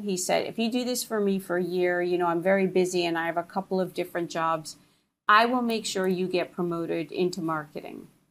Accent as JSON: {"language": "English", "region": "New Jersey", "country": "United States", "tie": "born or raised there", "said": "I grew up in New Jersey"}